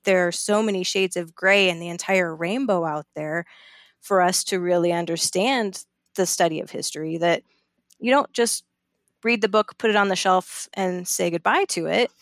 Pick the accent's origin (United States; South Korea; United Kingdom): United States; Colorado; I'm from Colorado